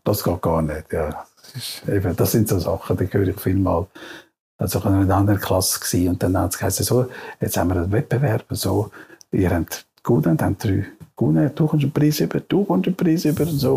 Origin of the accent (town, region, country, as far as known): Switzerland